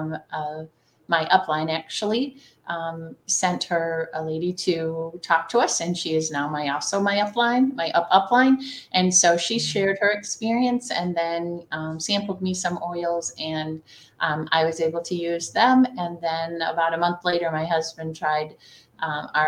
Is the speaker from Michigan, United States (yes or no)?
yes; the Thumb of Michigan, United States; I am from the Thumb of Michigan. I live in a town called Sandusky